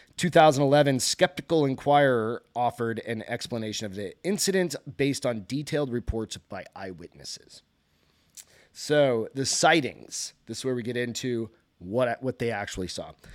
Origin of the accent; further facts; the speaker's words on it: Hampton, New Hampshire, United States; moved away; I grew up in Hampton, New Hampshire, which is right along the seacoast